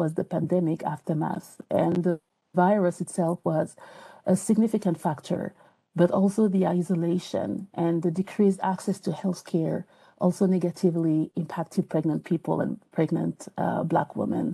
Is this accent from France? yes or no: yes; France; English is a second language; moved away as an adult; now in United States; even though I still have an accent, I'm from France. So moving to the U.S.